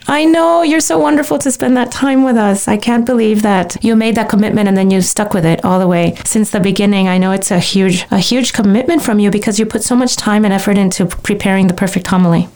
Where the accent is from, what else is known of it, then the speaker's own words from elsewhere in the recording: Miami, Florida, United States; we're from Miami.